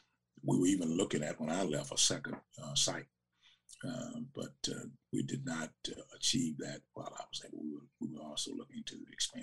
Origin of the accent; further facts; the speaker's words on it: Savannah, Georgia, United States; because we came from Savannah.